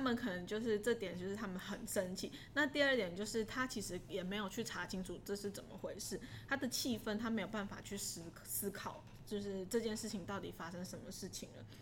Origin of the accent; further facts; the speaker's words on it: Taiwan; 我从台湾来。